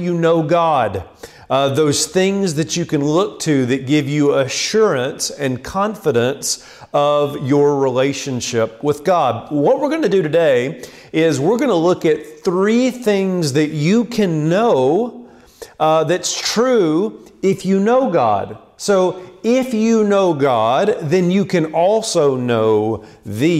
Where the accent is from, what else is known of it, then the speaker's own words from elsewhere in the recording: Land Between the Lakes area, Tennessee, United States; I grew up in the Land Between the Lakes area in Tennessee